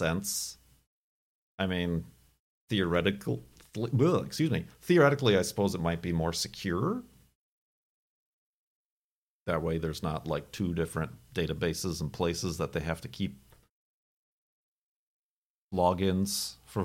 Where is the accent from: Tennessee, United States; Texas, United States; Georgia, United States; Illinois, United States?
Illinois, United States; Chicago; moved away as an adult; also born or lived in Arizona; now in Seattle, United States; as a Chicagoan